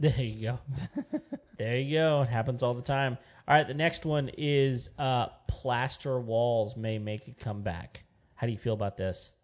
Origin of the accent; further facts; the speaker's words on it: West Texas, United States; I grew up in West Texas